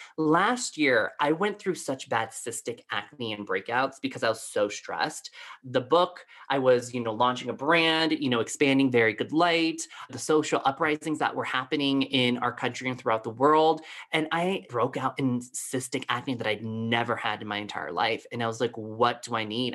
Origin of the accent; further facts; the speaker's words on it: Colorado Springs, Colorado, United States; growing up in Colorado Springs, Colorado, I was one of the only Asians growing up here.